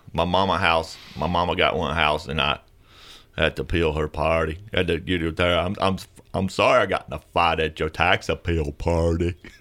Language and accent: English; the South, United States; we're from the South